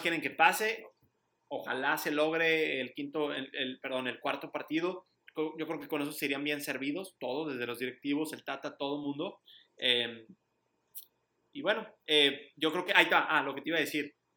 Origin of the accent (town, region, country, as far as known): Mexico